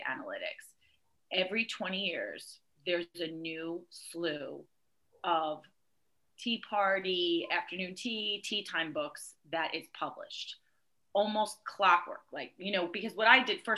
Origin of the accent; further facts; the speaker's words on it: New Jersey, United States; moved away as an adult; now in Dunwoody, United States; I am Italian-American, and I grew up middle class in New Jersey.